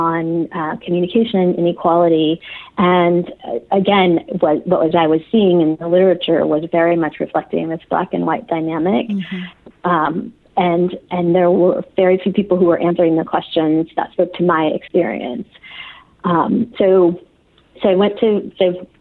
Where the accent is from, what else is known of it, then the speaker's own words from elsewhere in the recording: Arizona, United States; moved away as an adult; also born or lived in Mexico / Texas; now in California, United States; I consider Arizona sort of the place where I grew up.